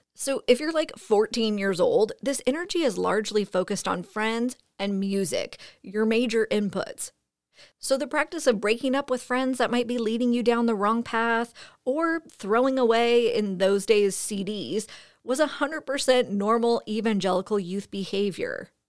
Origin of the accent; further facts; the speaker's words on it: Fresno, California, United States; I'm originally from Fresno.